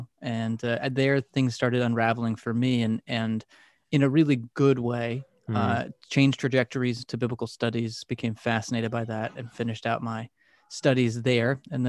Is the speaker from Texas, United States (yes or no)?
yes; Texas, United States; now in Philadelphia, United States; So I grew up in Texas and am a transplant here to near the Philadelphia area.